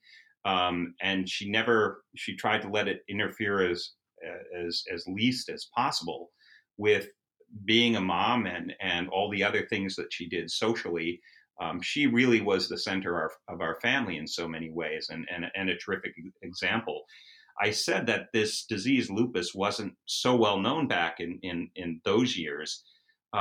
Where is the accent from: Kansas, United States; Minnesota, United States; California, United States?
Minnesota, United States; Edina; moved away as an adult; I grew up in Edina, Minnesota, which is a suburb of Minneapolis